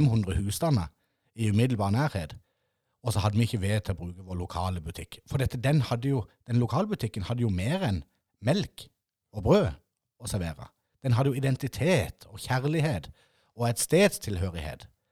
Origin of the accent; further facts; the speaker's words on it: Ima, Agder, Norway; jeg er nemlig født og oppvokst på Ima med en nydelig MM-butikk.